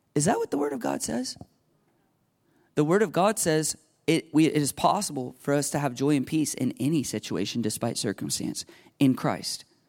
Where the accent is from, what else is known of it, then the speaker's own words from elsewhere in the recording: United States; I grew up in America.